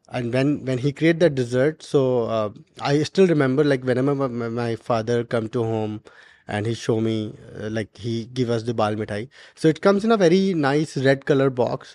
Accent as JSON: {"language": "English", "region": "Garhwal region of Uttarakhand", "country": "India", "tie": "born or raised there", "moved": "yes", "said": "from my hometown"}